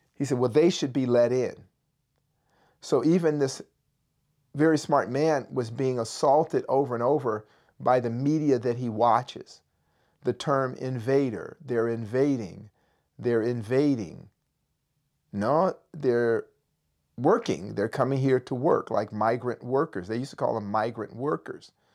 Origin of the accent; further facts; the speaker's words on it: Berkeley, California, United States; I grew up in Berkeley, California.